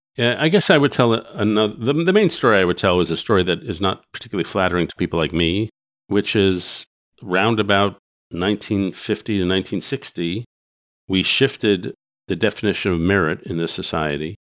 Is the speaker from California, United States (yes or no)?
no; New York, United States; I grew up in New York and Greenwich Village in the sixties